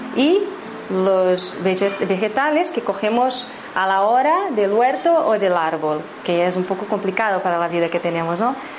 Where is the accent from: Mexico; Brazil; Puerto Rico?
Brazil; Spanish is a second language; moved away; he estado todo ese 18 años en Brasil, soy de Brasil